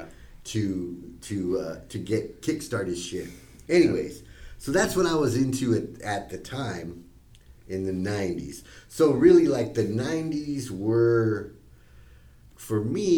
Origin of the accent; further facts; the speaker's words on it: Costa Rica; I was from Costa Rica